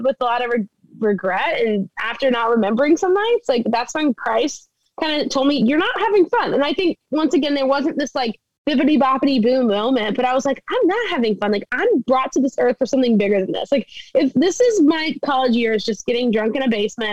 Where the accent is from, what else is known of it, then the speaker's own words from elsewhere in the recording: South Louisiana, United States; moved away as an adult; also born or lived in Texas; now in Orlando, United States; I grew up in South Louisiana